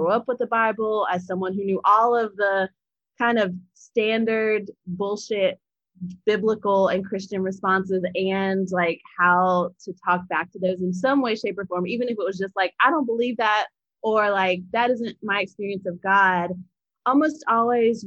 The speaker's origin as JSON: {"language": "English", "region": "Appalachia", "country": "United States", "tie": "born or raised there", "said": "I grew up Southern Baptist in Appalachia with my great-grandmother"}